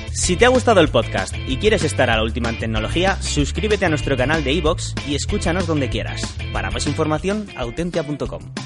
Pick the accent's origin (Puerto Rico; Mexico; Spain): Spain; Zaragoza, Aragon; tengo 30 años, soy de Zaragoza